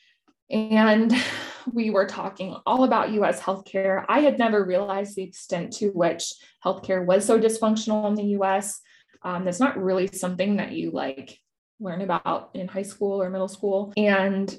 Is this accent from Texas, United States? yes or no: no; Silicon Valley, California, United States; I grew up in Silicon Valley